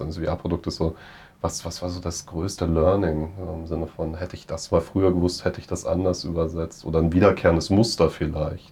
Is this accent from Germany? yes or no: yes; Germany; als Deutscher